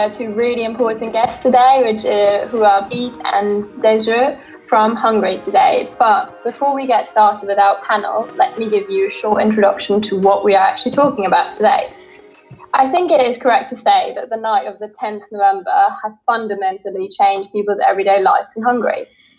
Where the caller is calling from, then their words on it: England, United Kingdom; I'm calling in from England today.